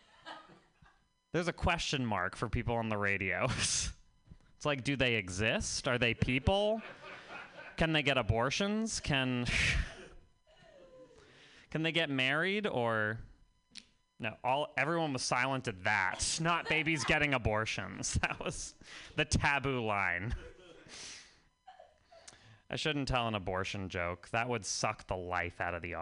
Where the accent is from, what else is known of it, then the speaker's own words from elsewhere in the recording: Vermont, United States; I'm from Vermont.